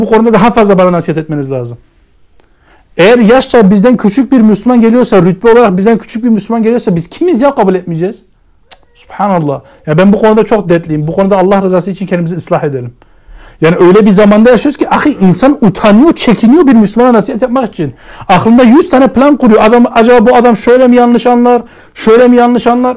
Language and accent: Turkish; Germany; moved away; ben kendim Almanya'da büyüdüm.